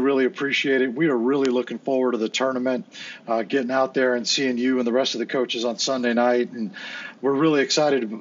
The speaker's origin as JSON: {"language": "English", "town": "San Diego", "region": "California", "country": "United States", "tie": "born or raised there", "lives_now": "Orange County, United States", "said": "I'm born and raised in San Diego and now live in Orange County"}